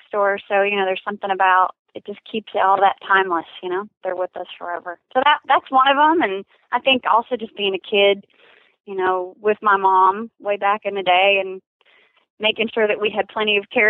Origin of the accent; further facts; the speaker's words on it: Texas, United States; I'm from Texas